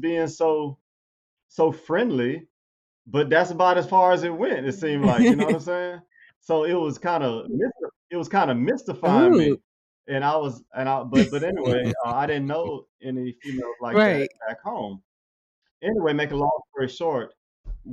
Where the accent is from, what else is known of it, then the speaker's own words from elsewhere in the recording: Baton Rouge, Louisiana, United States; moved away as an adult; also born or lived in New Orleans, Louisiana / Birmingham, Alabama; I grew up in Baton Rouge.